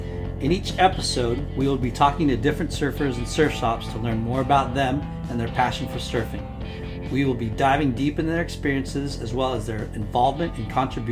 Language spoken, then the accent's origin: English; California, United States; also born or lived in Philippines; I grew up here in California, but I was born in the Philippines and I lived there till I was 6. So then moved over here.